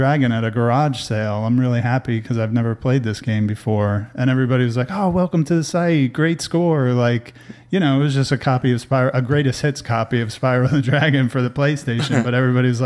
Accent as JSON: {"language": "English", "region": "New Jersey", "country": "United States", "tie": "born or raised there", "moved": "as an adult", "lives_now": "Austin, United States", "said": "I'm originally from New Jersey, born and raised in New Jersey"}